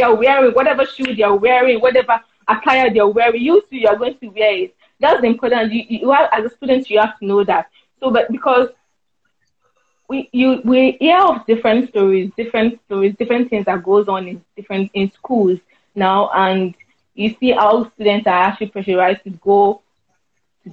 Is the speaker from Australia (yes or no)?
no; Ikire, Osun, Nigeria; I'm from Ikire, a small town.